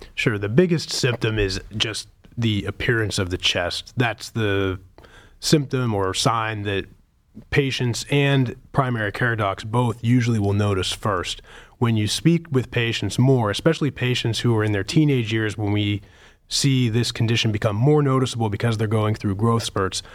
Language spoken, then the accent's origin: English; Pittsburgh, Pennsylvania, United States; moved away as an adult; also born or lived in New England; now in Cleveland, United States; I grew up in Pittsburgh